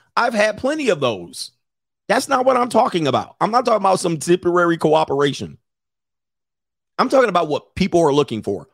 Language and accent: English; Missouri, United States; I'm from Missouri, the show me state.